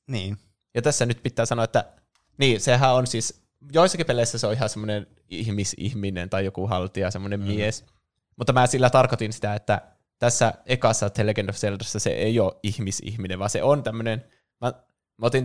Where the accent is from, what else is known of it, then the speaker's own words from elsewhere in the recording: Oulu, North Ostrobothnia, Finland; Mä ollaan tosiaan Oulusta kotoisin.